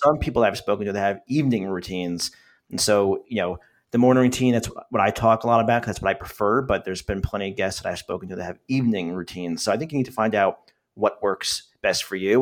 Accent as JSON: {"language": "English", "region": "New Jersey", "country": "United States", "tie": "born or raised there", "said": "So I am from New Jersey."}